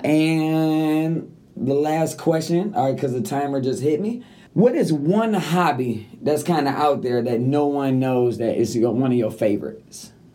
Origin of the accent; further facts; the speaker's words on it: Detroit, Michigan, United States; I come from Detroit